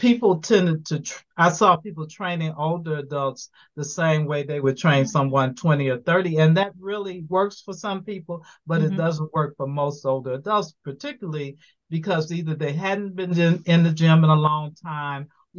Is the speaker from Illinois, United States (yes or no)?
yes; Chicago, Illinois, United States; moved away as an adult; now in Atlanta, United States; I am originally from Chicago, Illinois, and I have been in Atlanta for 13 years.